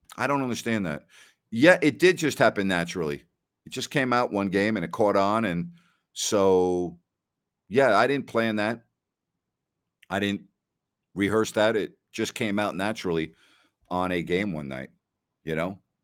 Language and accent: English; New York, United States; I'm from New York